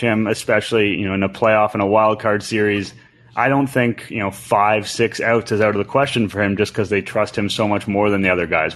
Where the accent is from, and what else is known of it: Canada